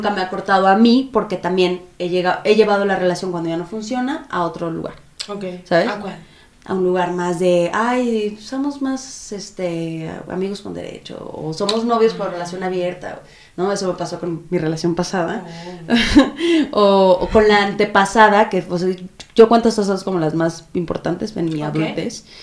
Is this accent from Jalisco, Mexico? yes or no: yes; Guadalajara, Jalisco, Mexico; De Guadalajara.